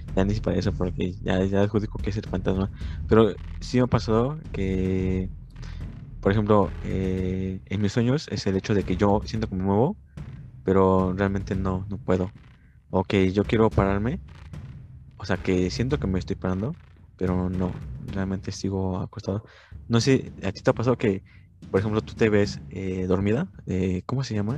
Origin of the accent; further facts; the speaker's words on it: Mexico; Como mexicanos